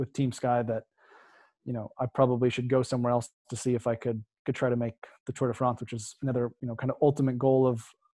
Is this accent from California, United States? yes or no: no; Oregon, United States; moved away as an adult; I grew up in Oregon